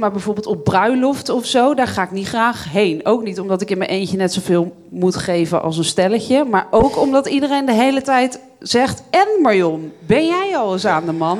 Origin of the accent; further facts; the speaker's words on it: Bible Belt, Netherlands; Ik ben opgegroeid op de Bijbelbelt, dus christelijk opgevoed uiteindelijk daar